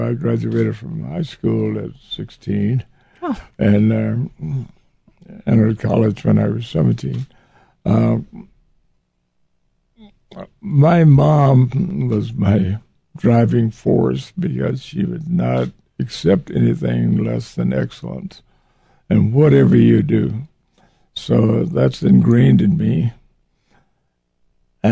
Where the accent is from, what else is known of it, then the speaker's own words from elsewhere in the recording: Waco, Texas, United States; I was born in Waco, Texas, in a black neighborhood. I was raised in that environment